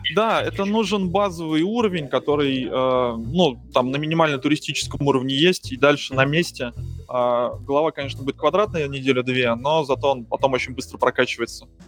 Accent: Moscow, Russia; moved away; я из Москвы

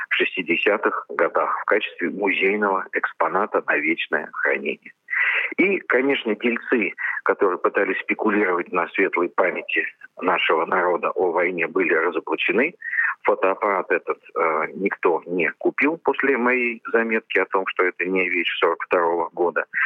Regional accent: Moscow, Russia; Я обратился в Политехнический музей как обычный, простой москвич.

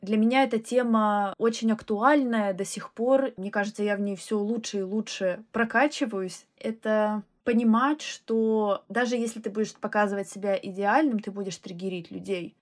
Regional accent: Russia; moved away as an adult; now in London, United Kingdom; я вообще уехала из России и оставила свою карьеру в науке.

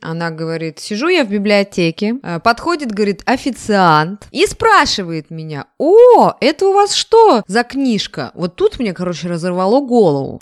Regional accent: Kursk Oblast, Russia; я выросла в Курской области

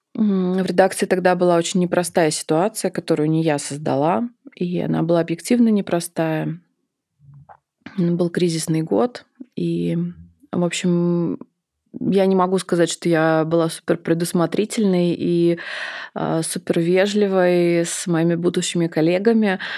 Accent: Samara, Samara Oblast, Russia; moved away as an adult; now in Moscow, Russia

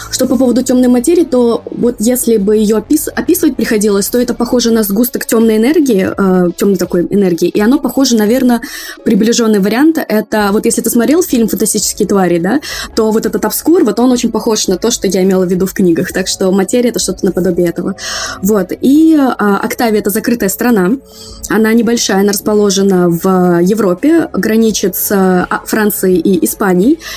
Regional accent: Moscow, Russia; учитывая, что я выросла, родилась и выросла в Москве, я очень далека от всего своего

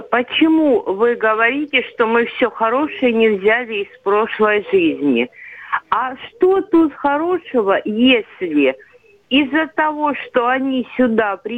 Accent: Russia; also born or lived in Rostov-on-Don; нам, которые здесь родились и здесь всю жизнь прожили

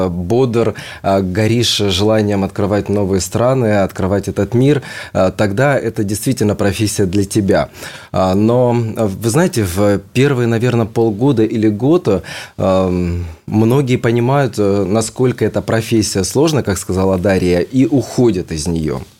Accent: Saint Petersburg, Russia; now in Moscow, Russia; Однако так получилось, что я приехал из Санкт-Петербурга в Москву

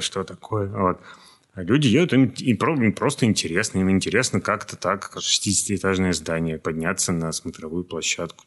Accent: Moscow, Russia; мы, москвичи

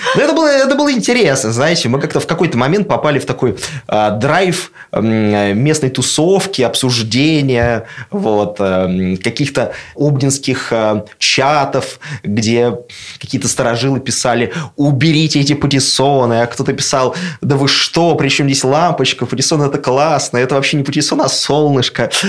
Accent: Russia; also born or lived in Moscow; now in Obninsk, Russia; я абсолютно деревенский пацан, который вырос в деревне

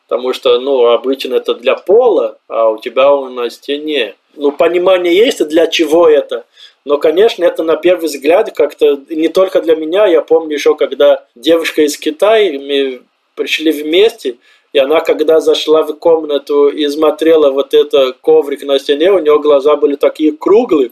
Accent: Brazil; Russian is a second language; moved away as an adult; also born or lived in Colombia; now in Obninsk, Russia; Примерно так мы говорим в Бразилии

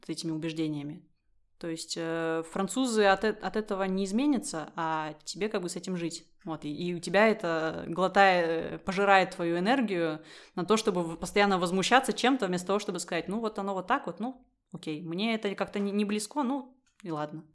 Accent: Russia; moved away as an adult; now in France; я выросла в России

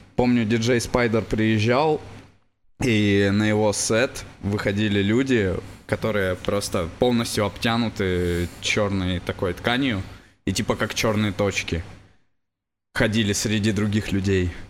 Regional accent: Yaroslavl, Yaroslavl Oblast, Russia; я вырос в Ярославле

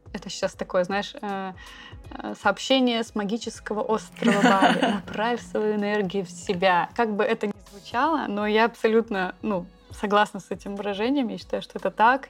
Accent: Saint Petersburg, Russia; now in Bali, Indonesia; мы обе из Санкт-Петербурга

